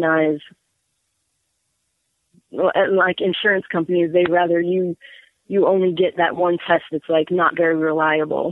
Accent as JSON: {"language": "English", "country": "Germany", "tie": "born or raised there", "said": "I was born in Germany"}